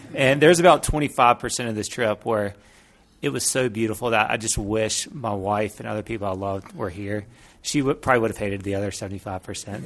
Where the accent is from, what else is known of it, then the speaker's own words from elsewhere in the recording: Mississippi, United States; I'm from Mississippi